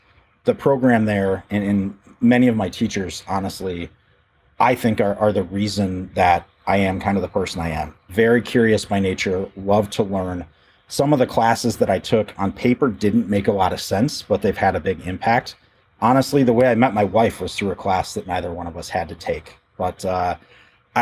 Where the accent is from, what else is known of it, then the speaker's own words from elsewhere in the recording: Rockford, Illinois, United States; moved away as an adult; also born or lived in Chicago, Illinois; now in Peoria, United States; I was born and raised in the Rockford, Illinois area